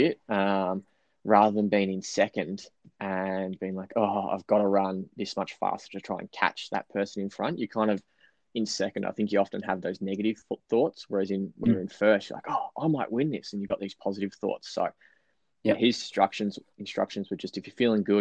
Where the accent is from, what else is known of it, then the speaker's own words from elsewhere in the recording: Bendigo, Victoria, Australia; growing up in Bendigo here